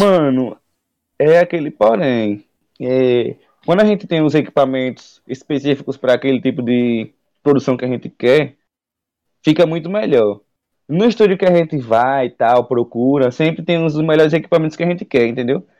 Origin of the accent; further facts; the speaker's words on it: Aracaju, Sergipe, Brazil; sou de Aracaju, Sergipe